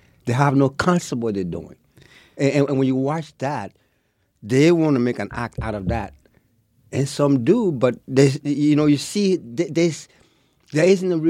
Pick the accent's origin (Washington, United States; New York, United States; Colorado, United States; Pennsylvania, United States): Washington, United States; Seattle; Right, I'm from Seattle. So, but anyway, I started from Seattle.